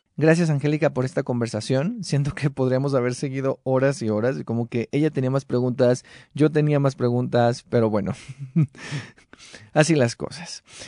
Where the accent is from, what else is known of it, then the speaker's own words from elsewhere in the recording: Mexico; nuestra identidad como mexicanos en la actualidad